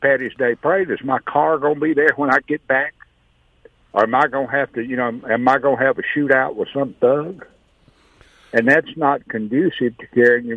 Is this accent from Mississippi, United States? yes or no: yes; Jackson, Mississippi, United States; also born or lived in Byram, Mississippi / Rankin County, Mississippi; now in Florence, Mississippi, United States; I grew up in Jackson in the '60s